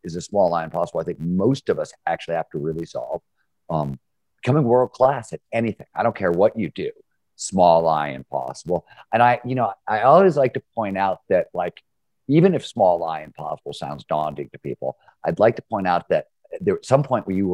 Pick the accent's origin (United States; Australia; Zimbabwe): United States; Cleveland, Ohio; I grew up in Cleveland, Ohio in the 70s.